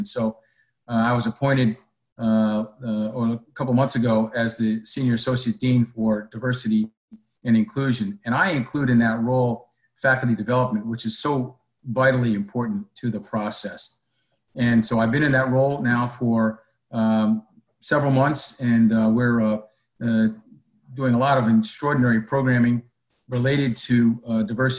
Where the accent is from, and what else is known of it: upstate New York, United States; born or raised there; also born or lived in San Diego, California / Charleston, South Carolina